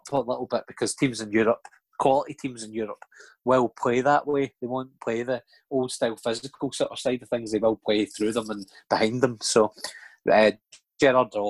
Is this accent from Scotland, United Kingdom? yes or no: yes; Scotland, United Kingdom; being a Scottish football fan